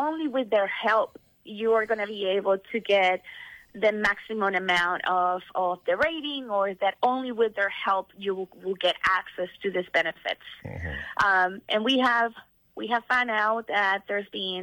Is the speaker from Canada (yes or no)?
no; Puerto Rico; now in Washington, D.C., United States; I'm actually calling from Washington, D.C., but I am from Puerto Rico.